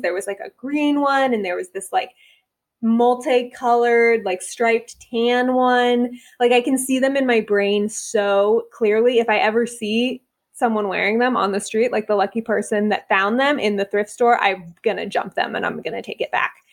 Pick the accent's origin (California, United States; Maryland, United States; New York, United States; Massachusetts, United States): California, United States; Bay Area; moved away as an adult; now in Atlanta, United States; I grew up in the Bay Area